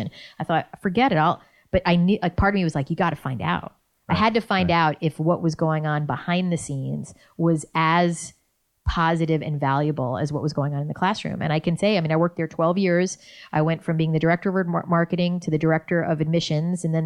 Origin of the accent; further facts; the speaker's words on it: New York, United States; moved away as an adult; also born or lived in Boston / Los Angeles; I was a cynical New Yorker